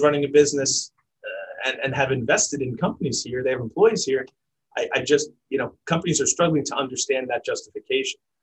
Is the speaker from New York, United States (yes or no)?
yes; New York City, New York, United States; I grew up in New York City